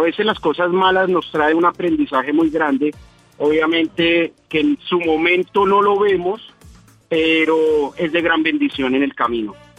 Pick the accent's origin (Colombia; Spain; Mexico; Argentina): Colombia; Bogotá; now in United States; de Colombia, yo soy de Bogotá, Colombia